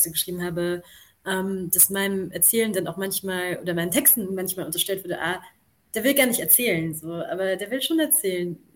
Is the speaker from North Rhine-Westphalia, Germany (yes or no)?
no; Hildesheim, Lower Saxony, Germany; now in Vienna, Austria; also ich komme ja aus Hildesheim davor. Und ich war dann so der Überzeugung, dass Wien, also dass die Sprachkunst sicher mehr Geld hat.